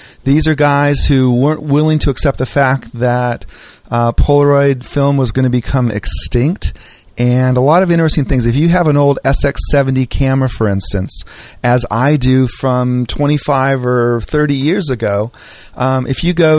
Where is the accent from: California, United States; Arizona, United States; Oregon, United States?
Arizona, United States; born there; especially not since I was born in Arizona.